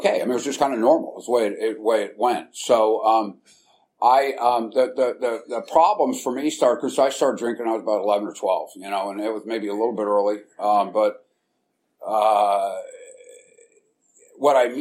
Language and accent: English; San Francisco, California, United States; I was born and raised in San Francisco, and in a little neighborhood out in the Mission called St. Mary's Park.